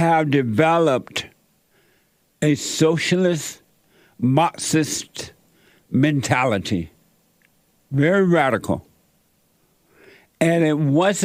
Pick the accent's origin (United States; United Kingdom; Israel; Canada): United States; Alabama; I grew up down in Alabama, up on a plantation there